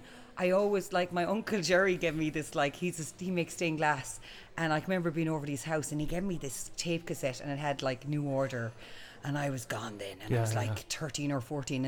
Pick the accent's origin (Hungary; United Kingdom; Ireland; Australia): Ireland; Boston, Tubber, County Clare, Munster; now in Dublin, Ireland; I'm from Boston Tubber